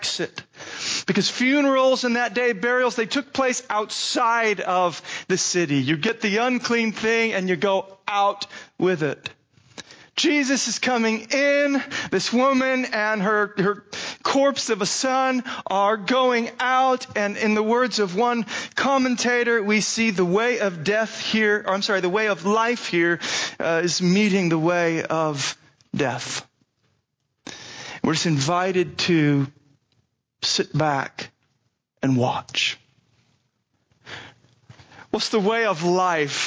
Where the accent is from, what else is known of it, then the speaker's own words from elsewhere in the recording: Scottsdale, Arizona, United States; my hometown, Scottsdale, Arizona